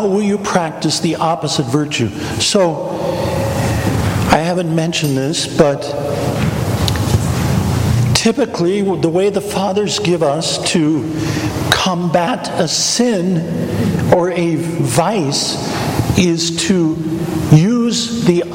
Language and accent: English; Kansas, United States; I'm from Kansas